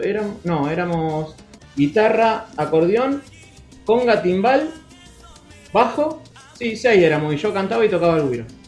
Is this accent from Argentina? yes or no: yes; Rosario, Santa Fe, Argentina; somos todos de acá de Rosario